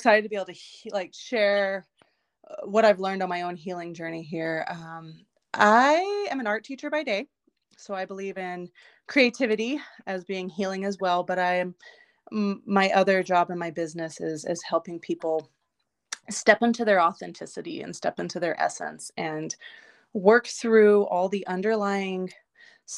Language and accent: English; Texas, United States; now in Butte, Montana, United States; I'm originally from Texas